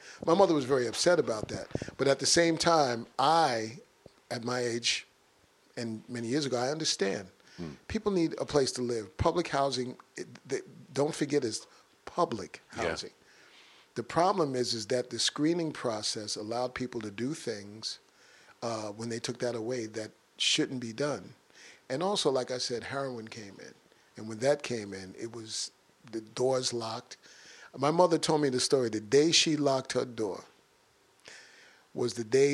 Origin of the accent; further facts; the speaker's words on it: New York City, New York, United States; when I grew up in Bronx River houses, it was a mosaic of cultures